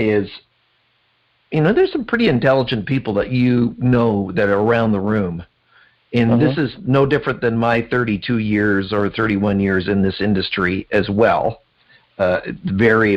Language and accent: English; Canada; I'm Canadian